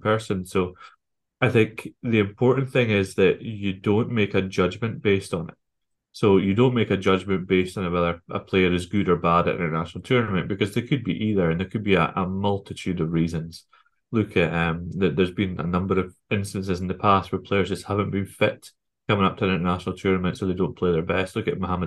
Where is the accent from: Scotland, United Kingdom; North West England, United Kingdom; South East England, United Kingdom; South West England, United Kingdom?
Scotland, United Kingdom; I'm Scottish